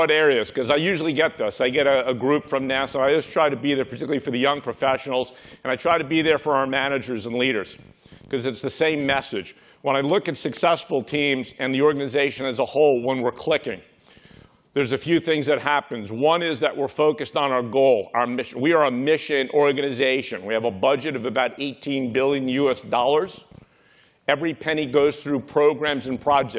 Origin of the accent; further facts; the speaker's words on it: New York City, New York, United States; I grew up in Brooklyn, New York.